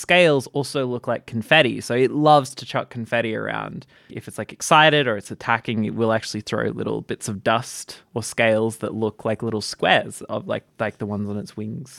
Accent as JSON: {"language": "English", "country": "Australia", "said": "I'm an Australian."}